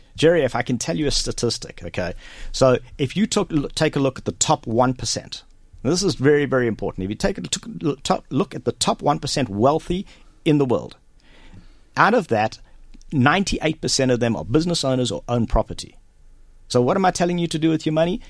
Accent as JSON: {"language": "English", "town": "Durban", "region": "KwaZulu-Natal", "country": "South Africa", "tie": "born or raised there", "also_born_or_lived": "Johannesburg, South Africa", "moved": "as an adult", "lives_now": "Kells, Ireland", "said": "I grew up in South Africa, been there for 42 years. Um, I was born and raised there in Durban"}